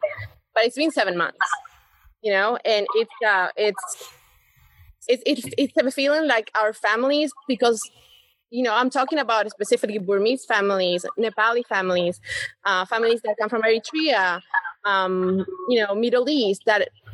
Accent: Buenos Aires, Argentina; English is a second language; moved away as an adult; also born or lived in Mooresville, North Carolina / Atlanta; now in Charlotte, United States; I come from Buenos Aires in a very, very urban area

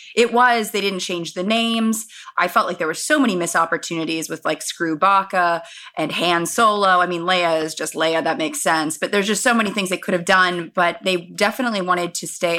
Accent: Los Angeles, California, United States; I was born and raised in Los Angeles

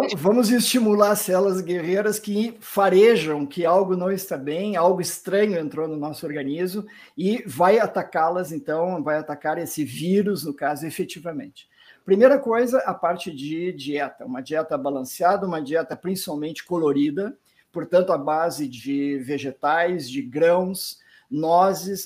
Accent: Porto Alegre, Rio Grande do Sul, Brazil; moved away; E eu mesmo sou de originalmente de Porto Alegre, nasci no interior do Rio Grande do Sul

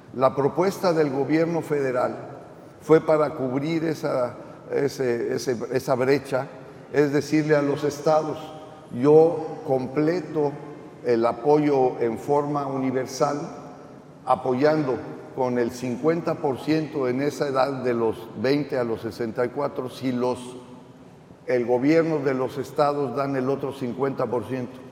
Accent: Tamaulipas, Mexico; los tamaulipecos y tamaulipecas que vivimos en este estado

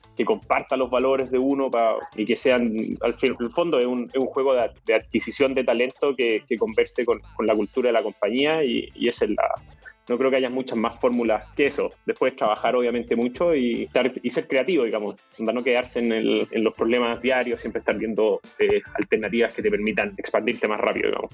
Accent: Chile; yo soy chileno, tengo 37 años.

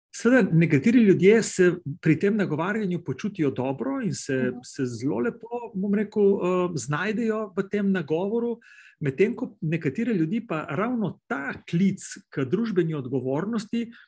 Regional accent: Slovenia; pri nas Planica

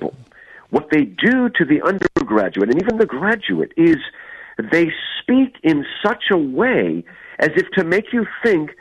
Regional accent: United States; I grew up in New Jersey, New York

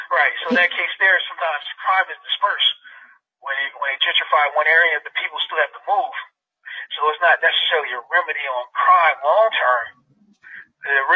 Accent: Seattle, Washington, United States; Where I grew up in Seattle, the black neighborhood that's adjacent to downtown

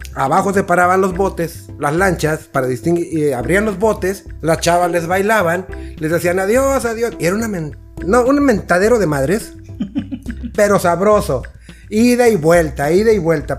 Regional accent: Tampico, Tamaulipas, Mexico; Yo soy de Tampico

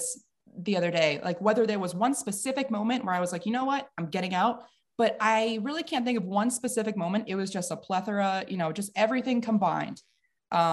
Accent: White Plains, New York, United States; moved away as an adult; I'm from Westchester County, White Plains, New York, downstate

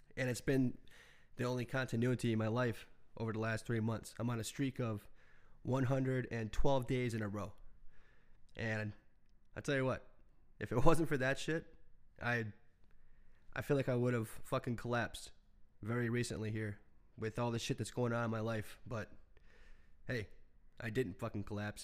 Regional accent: United States; as an American

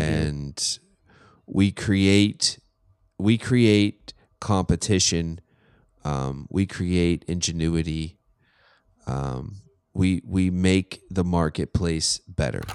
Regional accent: Pittsburgh, Pennsylvania, United States; I'm from Pittsburgh

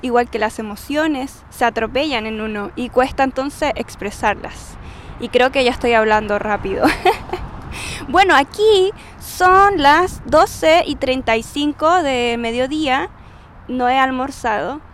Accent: Chile; como buena chilena, hablo súper rápido, tengo palabras extrañas que usan los chilenos

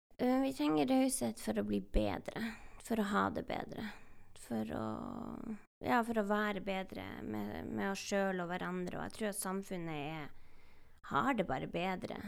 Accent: Northern Norway, Norway; jeg er samisk og fra Nord-Norge

